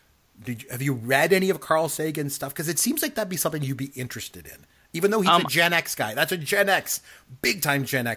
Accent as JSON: {"language": "English", "country": "Canada", "said": "I'm Canadian"}